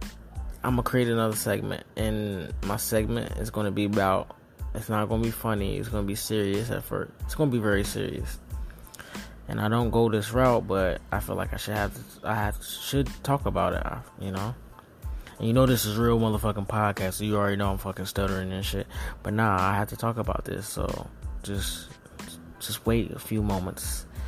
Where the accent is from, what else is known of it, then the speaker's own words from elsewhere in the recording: the South, United States; I'm from the South, and that shit is a lot to me.